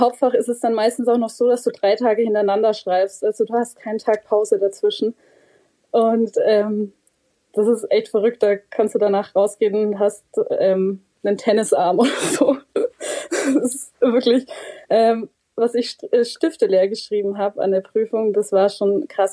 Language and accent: German; Bavaria, Germany; bei uns in Bayern